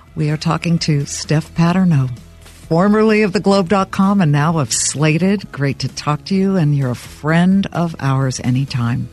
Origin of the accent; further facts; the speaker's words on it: Los Angeles, California, United States; I grew up in Los Angeles, Beverly Hills